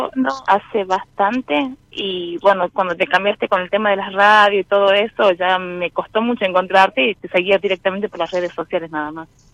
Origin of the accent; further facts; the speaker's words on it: La Rioja, Argentina; De La Rioja